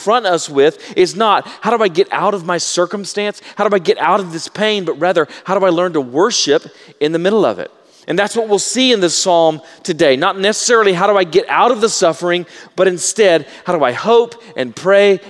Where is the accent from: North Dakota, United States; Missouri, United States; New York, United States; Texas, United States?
Texas, United States; Baytown; I grew up in Baytown, Texas, which is on a bay